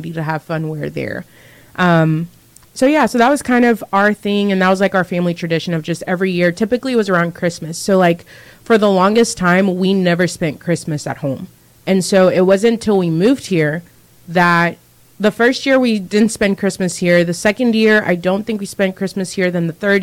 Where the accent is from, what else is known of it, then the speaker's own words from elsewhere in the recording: Zambia; moved away; I was living in Zambia, because I was born in Zambia